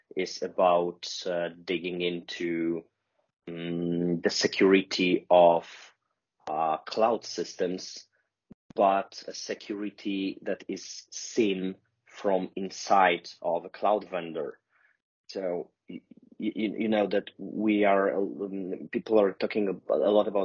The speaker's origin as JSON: {"language": "English", "country": "Poland", "said": "I'm from Poland. I live in Warsaw"}